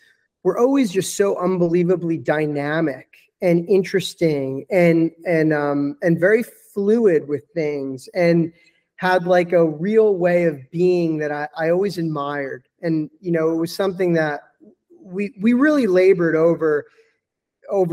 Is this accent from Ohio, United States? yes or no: no; New York, United States; moved away as an adult; also born or lived in California; now in Piedmont, Italy; I'm from New York